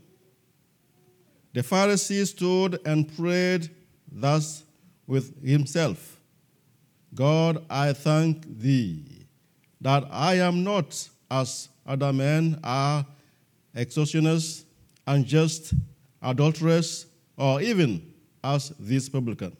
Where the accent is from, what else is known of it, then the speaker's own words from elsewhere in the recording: Togo; We are from Togo, West Africa, and we are missionaries to our own people in Togo, West Africa